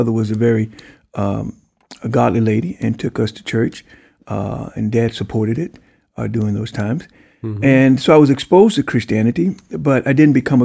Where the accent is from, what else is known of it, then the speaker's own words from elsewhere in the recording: Franklin, Louisiana, United States; moved away as an adult; also born or lived in Pine Bluff, Arkansas / Buffalo; now in Atlanta, United States; I grew up in Franklin, Louisiana, which is as far south as you can go